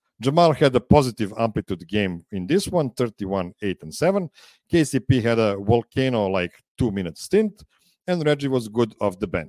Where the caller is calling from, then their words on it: Pančevo, Vojvodina, Serbia; I'm calling from Studio P in Pančevo, Serbia.